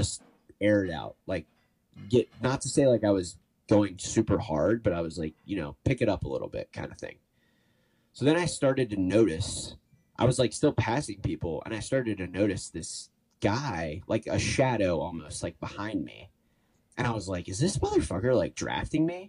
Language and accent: English; Cincinnati, Ohio, United States; moved away as an adult; now in Chicago, United States; I'm from Cincinnati originally. I live in Chicago now